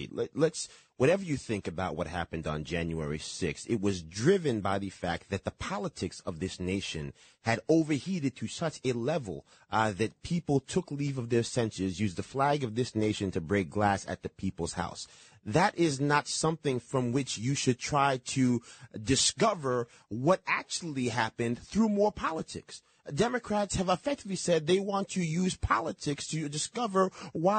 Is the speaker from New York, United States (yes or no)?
yes; Yonkers, New York, United States; My hometown in Yonkers